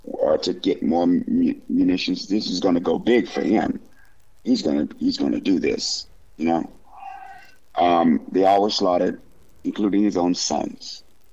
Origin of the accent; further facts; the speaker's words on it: Fort Collins, Colorado, United States; And in Colorado, I grew up in Fort Collins.